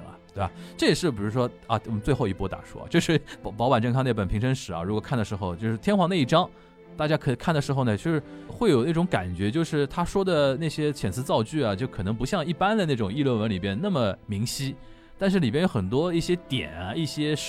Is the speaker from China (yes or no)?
yes; China; 就是我们中国人跟韩国人不要用我们对于帝王的一种印象跟想象